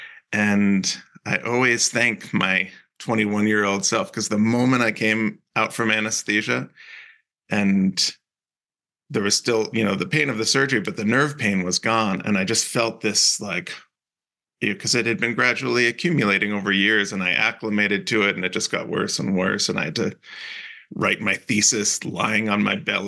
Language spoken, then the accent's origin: English; New Jersey, United States; also born or lived in Cape Cod, Massachusetts / Utah; now in Salt Lake City, United States; I grew up in New Jersey